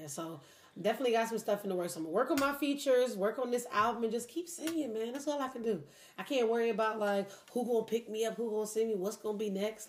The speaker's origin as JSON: {"language": "English", "town": "Philadelphia", "region": "Pennsylvania", "country": "United States", "moved": "yes", "lives_now": "Detroit, United States", "said": "I'm from Philly"}